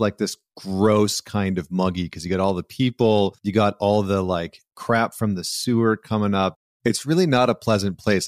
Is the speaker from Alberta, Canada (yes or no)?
yes; Alberta, Canada; also born or lived in Vancouver / upstate New York; now in New York, United States; I grew up in Alberta where, you know, six months out of the year, it's like minus thirty